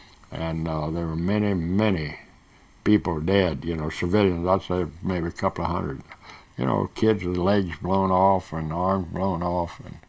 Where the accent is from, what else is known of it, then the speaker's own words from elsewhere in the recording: South Korea; born there; I'd always wanted to get back to the Far East, and I was born in Korea.